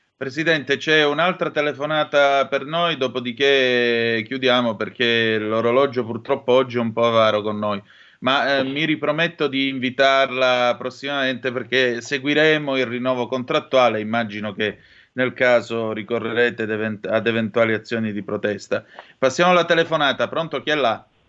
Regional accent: Calabria, Italy; moved away; tante mangiate di pere in campagna, eh, giù in Calabria

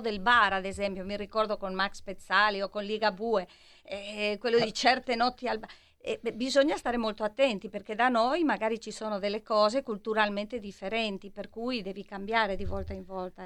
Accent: Madrid, Community of Madrid, Spain; Italian is a second language; now in Milan, Italy; sono una milanese di Madrid o una madrilena di Milano

